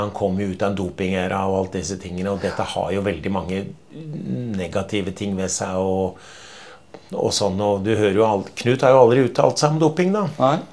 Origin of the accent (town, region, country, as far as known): Norway